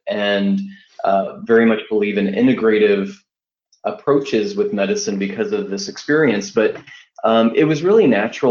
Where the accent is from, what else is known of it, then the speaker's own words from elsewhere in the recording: Wichita, Kansas, United States; I'm from Wichita, Kansas